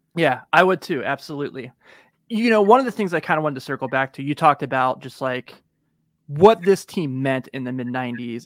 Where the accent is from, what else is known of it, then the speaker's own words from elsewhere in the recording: Kentucky side of the river, United States; I grew up on the Kentucky side of the river